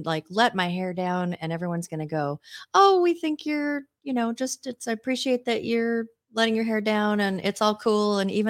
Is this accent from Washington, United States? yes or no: yes; Seattle, Washington, United States; Danny and I grew up in Seattle, so it's like water doesn't melt to us.